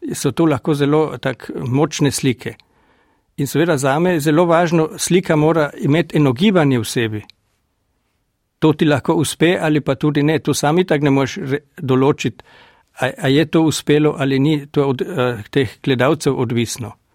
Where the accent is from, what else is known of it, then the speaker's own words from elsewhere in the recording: Dule, Carinthia, Austria; accent: Gail Valley dialect; moved away as an adult; now in Klagenfurt, Austria; Doma sem v Dulah, v Zilski dolini, to je par kilometrov pred eh, mestecem Šmohor. In tam sem tudi doraščal